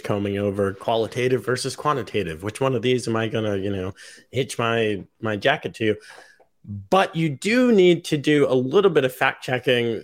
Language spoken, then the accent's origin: English; United States; as an American